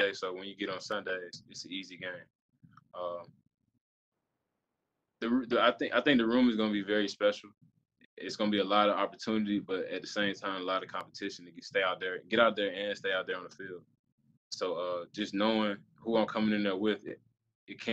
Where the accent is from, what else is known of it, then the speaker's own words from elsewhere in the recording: Georgia, United States; now in Florida, United States; I'm from Georgia